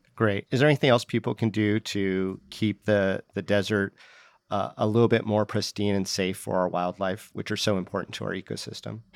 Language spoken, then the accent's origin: English; Las Vegas, Nevada, United States; I grew up in Las Vegas